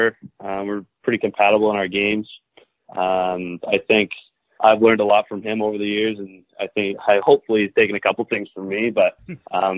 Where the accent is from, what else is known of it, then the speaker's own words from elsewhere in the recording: Belleville, Ontario, Canada; moved away as an adult; I grew up in Belleville.